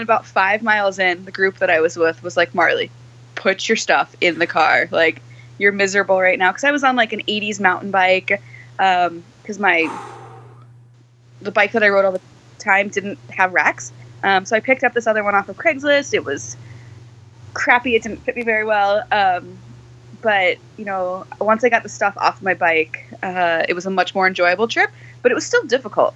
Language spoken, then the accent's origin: English; Texas, United States; now in Seattle, United States; I grew up in Texas